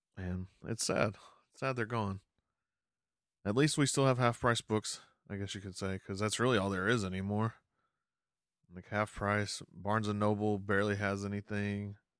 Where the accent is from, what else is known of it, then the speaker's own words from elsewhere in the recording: Arkansas, United States; moved away; my home state of Arkansas, we didn't have one of these